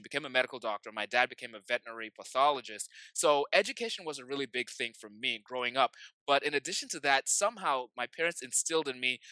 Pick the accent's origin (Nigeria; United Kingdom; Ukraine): Nigeria; I grew up in Nigeria